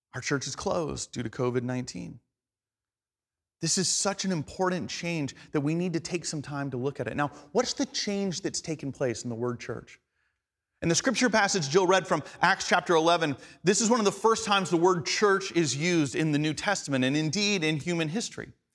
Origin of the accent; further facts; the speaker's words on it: Atlanta, Georgia, United States; first language English; the English I grew up speaking in Atlanta, Georgia